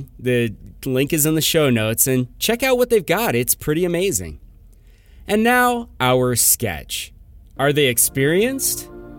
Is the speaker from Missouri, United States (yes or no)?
no; California, United States; I grew up in California.